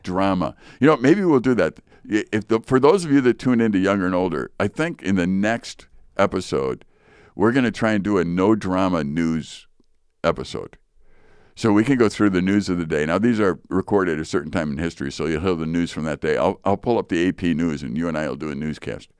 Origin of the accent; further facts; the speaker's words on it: Chicago, Illinois, United States; I grew up in Chicago.